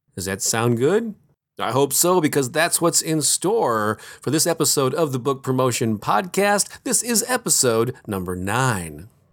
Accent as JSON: {"language": "English", "town": "St. Louis", "region": "Missouri", "country": "United States", "tie": "born or raised there", "said": "my hometown of Saint Louis, Missouri"}